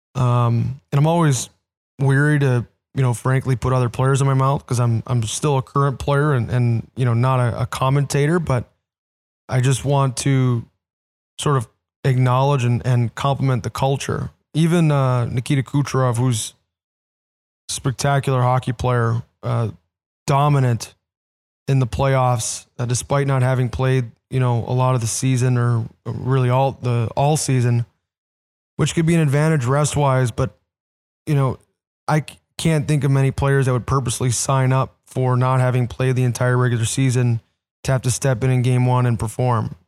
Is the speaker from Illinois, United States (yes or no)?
yes; Orland Park, Illinois, United States; I'm out in Orland Park now, live with my in-laws and just do, at my hometown rink